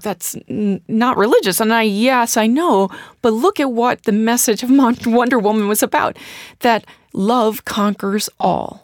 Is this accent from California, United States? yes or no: no; St. Louis, Missouri, United States; moved away; I'm from Saint Louis, Missouri, so there's many different religious orders there